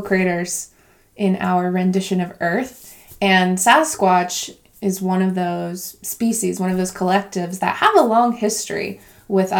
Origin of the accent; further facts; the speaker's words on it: Colorado, United States; moved away; I grew up in Colorado, which is more in the west, like Midwest part of the country